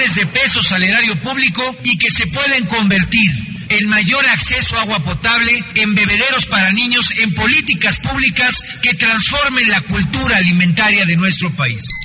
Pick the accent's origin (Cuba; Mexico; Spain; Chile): Mexico; Nuevo León; Yo soy de Nuevo León